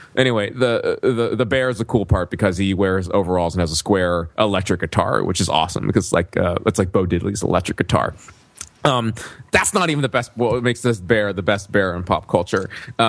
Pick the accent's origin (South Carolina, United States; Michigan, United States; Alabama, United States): Alabama, United States; when you grow up in Alabama, best pizza is the showbiz pizza and your best entertainment is